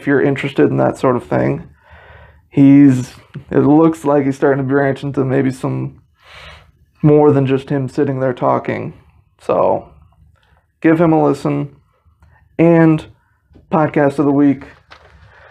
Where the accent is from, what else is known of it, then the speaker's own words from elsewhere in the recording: South Bend, Indiana, United States; I was born in South Bend